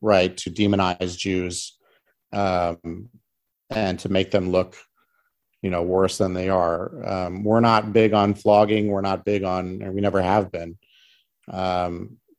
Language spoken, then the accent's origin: English; St. Louis, Missouri, United States; moved away; I grew up in St. Louis, Missouri, in a relatively educated area